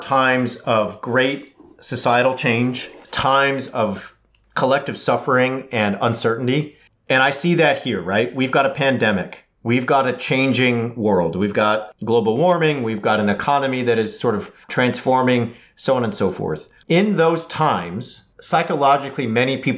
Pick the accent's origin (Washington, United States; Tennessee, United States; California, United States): California, United States; as a Californian